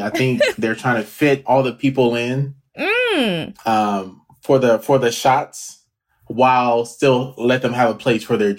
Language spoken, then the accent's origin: English; Nigeria; Being Nigerian